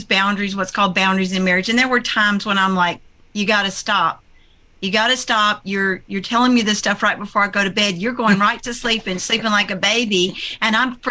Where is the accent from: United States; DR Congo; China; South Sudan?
United States; Oklahoma; we're from Oklahoma.